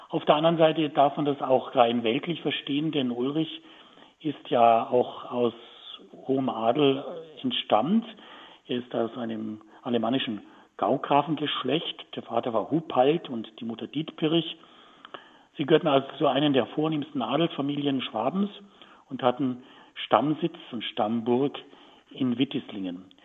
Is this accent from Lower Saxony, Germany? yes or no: no; Tutzing, Bavaria, Germany; denn der Pfarrpatron von Tutzing, wo ich aufgewachsen bin, ist der heilige Josef.